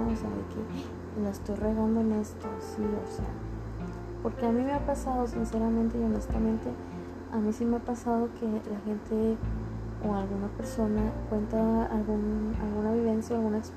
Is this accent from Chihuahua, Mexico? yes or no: yes; Ciudad Juárez, Chihuahua, Mexico; tengo 29 años de edad y soy originaria de Ciudad Juárez, Chihuahua.